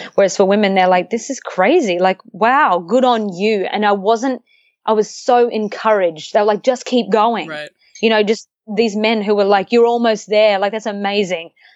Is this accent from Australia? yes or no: yes; Australia; I come from Australia